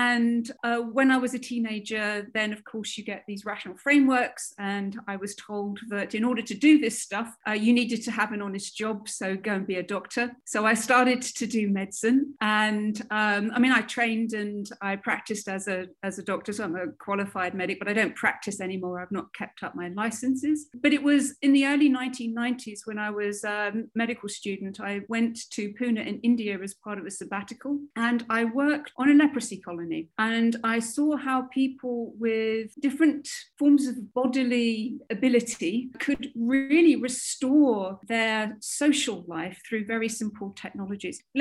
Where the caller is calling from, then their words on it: Newcastle upon Tyne, North East England, United Kingdom; I'm coming in from Newcastle on Tyne in the UK.